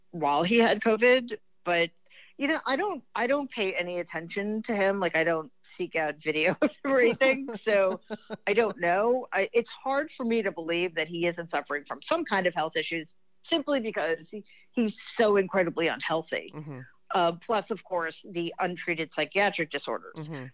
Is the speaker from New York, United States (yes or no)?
yes; New York City, New York, United States; also born or lived in Manhattan, New York / Long Island, New York; I am a city kid. I grew up in Queens